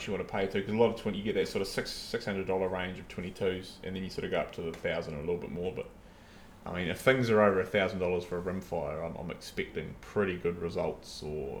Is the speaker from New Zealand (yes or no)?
yes; New Zealand; for us as Kiwi hunters and sportsmen